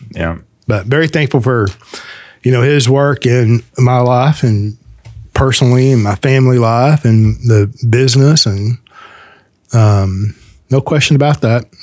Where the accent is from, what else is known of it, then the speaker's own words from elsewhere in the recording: United States; I'm fully American, right?